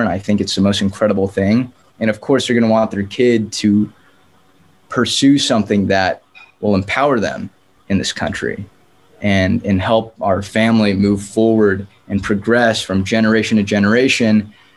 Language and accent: English; San Diego, California, United States; moved away as an adult; now in Los Angeles, United States; born and raised in San Diego, but uh, now I'm living in Los Angeles